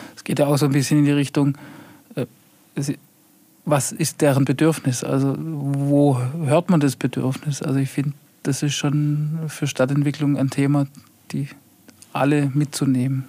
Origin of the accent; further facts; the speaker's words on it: Heilbronn, Baden-Württemberg, Germany; now in Untergruppenbach, Germany; Ich komme aus Heilbronn. Also Heilbronn ist so für mich wirklich Heimat.